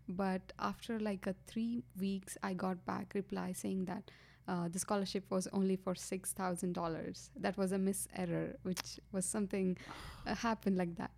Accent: Gadag, Karnataka, India; moved away as an adult; also born or lived in Hubli; I grew up in India, South, uh, India, that is Karnataka. And I was born in Gatdag, which is a small town

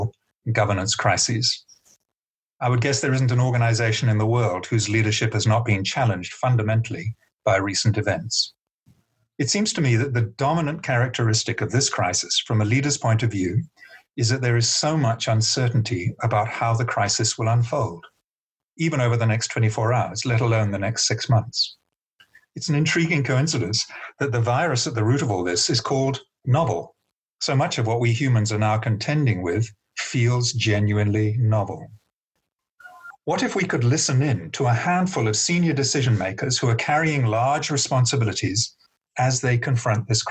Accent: United Kingdom; moved away as an adult; now in Cape Town, South Africa; And though you can hear I'm originally British, I've lived here since 1993.

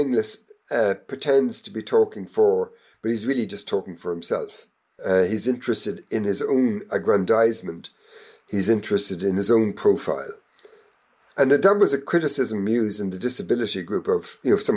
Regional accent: Ireland; I was growing up in Ireland in the 19th century

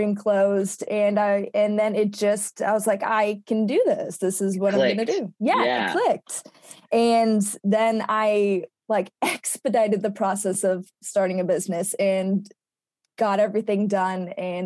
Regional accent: Carbondale, Illinois, United States; I have stayed pretty close to my hometown, which is Carbondale, Illinois

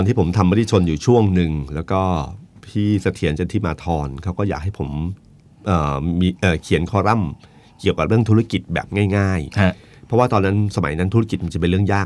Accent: Chanthaburi, Thailand; ผมเป็นคนเมืองจันทร์

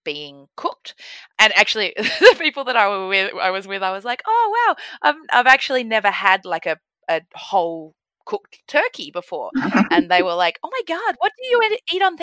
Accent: Mornington Peninsula, Victoria, Australia; also born or lived in Melbourne; now in Sydney, Australia; I grew up on the Mornington Peninsula down in Victoria

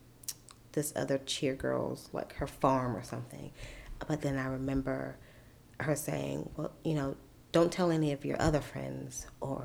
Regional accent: Sandersville, Georgia, United States; moved away as an adult; also born or lived in Augusta, Georgia / Atlanta, Georgia; I was born in Augusta, and but grew up in Sandersville. I went to school all the way through high school, graduated there, and then moved to Atlanta

